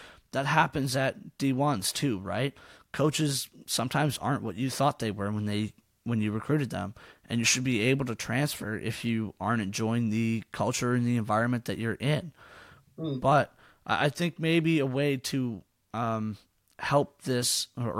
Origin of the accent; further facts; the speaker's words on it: Massachusetts, United States; I'm from Massachusetts